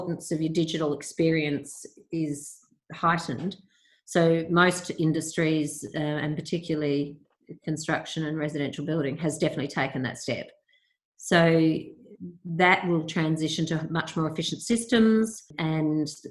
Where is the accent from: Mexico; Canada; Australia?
Australia; also born or lived in Perth / Victoria; for us as Australian consumers